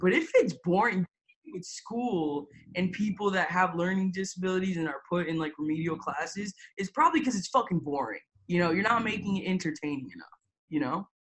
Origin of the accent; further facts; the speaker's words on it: Tampa, Florida, United States; also born or lived in Lima, Peru; now in Houston, United States; I went straight to Tampa, Florida. I never left Tampa, Florida.